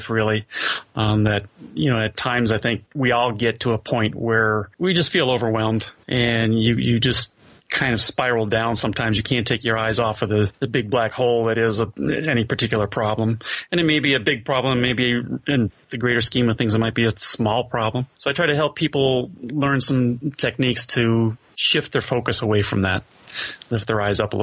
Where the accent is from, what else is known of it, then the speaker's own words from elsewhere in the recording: Chicago, Illinois, United States; moved away as an adult; now in Southern California, United States; I am originally from Chicago, born and raised on the South Side